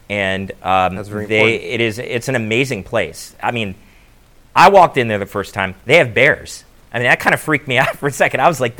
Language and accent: English; Maryland, United States; I grew up in Maryland.